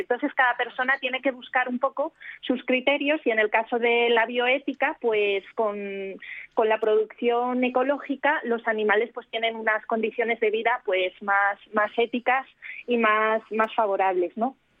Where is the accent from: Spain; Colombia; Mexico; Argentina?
Spain; Nosotros en España